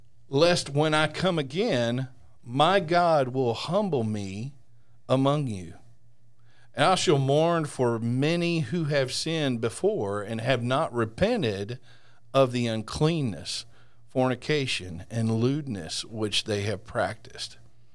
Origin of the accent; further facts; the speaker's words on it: Texas, United States; Hey, I'm from Texas, and I was a Razorback fan all my life.